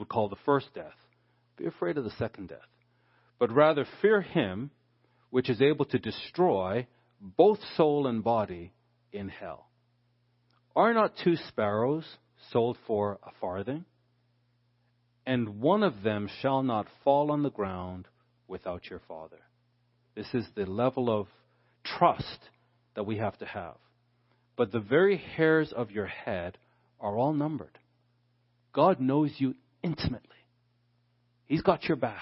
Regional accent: Canada; Being a Canadian

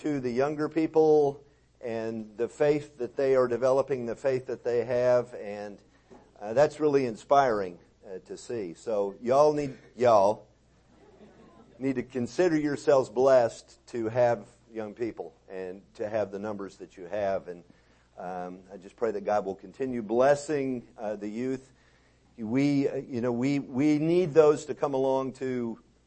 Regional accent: Texas, United States; I'm from Texas

